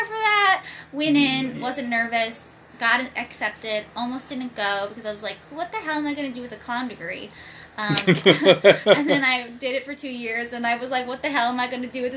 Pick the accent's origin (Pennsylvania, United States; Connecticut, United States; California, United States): California, United States; Pasadena; also born or lived in Bakersfield; I grew up in Pasadena area